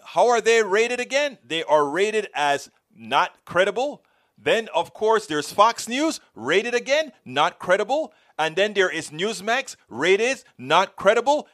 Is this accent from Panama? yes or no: yes; Panama; now in United States; I came from Panama, a Latin American country